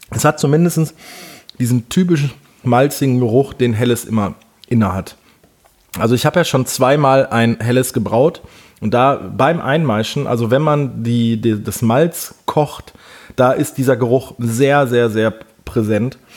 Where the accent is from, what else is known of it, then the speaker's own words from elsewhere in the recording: Wesel, North Rhine-Westphalia, Germany; Denn hier bei uns in Wesel gibt es, äh, äh, beziehungsweise die Stadt Wesel ist so um die 800 Jahre alt. Die hat früher mal eine Festungsmauer gehabt. Wesel war mal eine Hansestadt, also meine Heimatstadt.